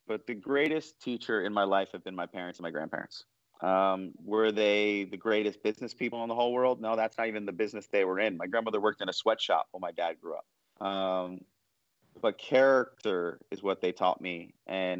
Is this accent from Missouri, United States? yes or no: no; New York City, New York, United States; I was born in 1981 in New York City